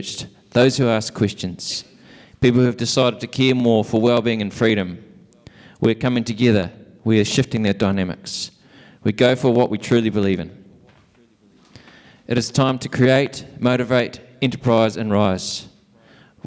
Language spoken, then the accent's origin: English; Invercargill, Southland, New Zealand; I'm from Invercargill